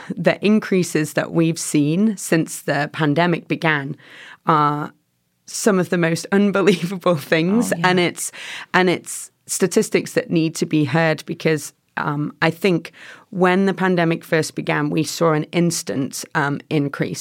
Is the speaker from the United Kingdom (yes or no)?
yes; England, United Kingdom; moved away as an adult; also born or lived in Chicago; now in Boise, United States; I'm from England originally.